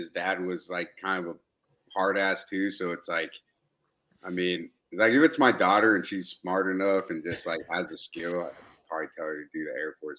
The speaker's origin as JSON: {"language": "English", "region": "Nebraska", "country": "United States", "tie": "born or raised there", "also_born_or_lived": "Colombia", "moved": "as an adult", "lives_now": "Atlanta, United States", "said": "I was born in Columbia, South America. Grew up in Nebraska pretty much."}